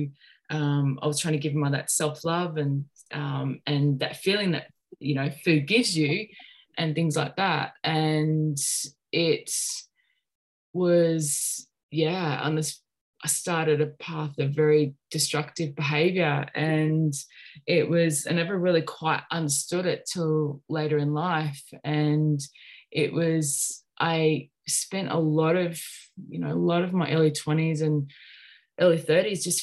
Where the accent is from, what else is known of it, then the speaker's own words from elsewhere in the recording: Sunshine Coast, Queensland, Australia; also born or lived in Melbourne, Australia; I grew up on the Sunshine Coast. I was born in Melbourne, but we moved up to the Sunshine Coast when I was about 3 or 4